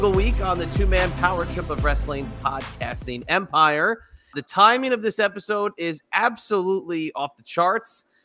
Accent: New Jersey, United States; I'm from New Jersey.

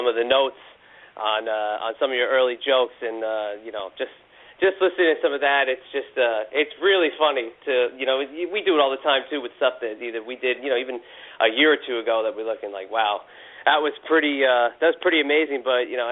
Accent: New Jersey, United States; growing up in New Jersey

